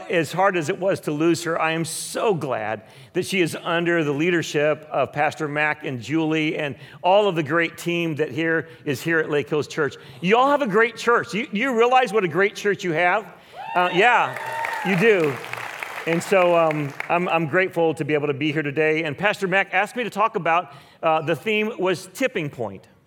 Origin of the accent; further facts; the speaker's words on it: Philippines; My, my wife and I grew up in the Philippines. We were missionary kids.